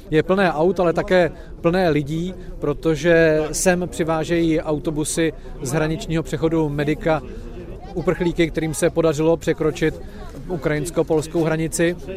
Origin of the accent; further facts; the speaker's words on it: Ostrava, Moravian-Silesian Region, Czechia; jsem z Ostravy